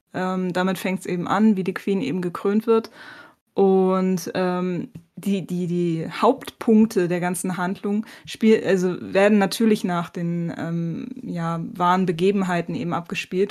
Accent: Bremen, Germany; moved away; als Bremerin

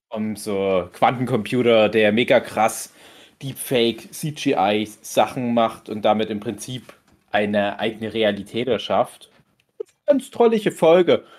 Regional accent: Dortmund area, North Rhine-Westphalia, Germany; Ich komme ja dort auch aus der Ecke.

